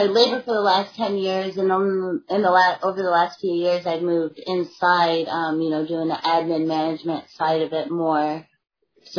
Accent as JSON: {"language": "English", "region": "Michigan", "country": "United States", "tie": "born or raised there", "moved": "as an adult", "lives_now": "Norfolk, United States", "said": "I grew up in Michigan, and we moved around, but no matter where we moved in Michigan, we always lived in a coastal town"}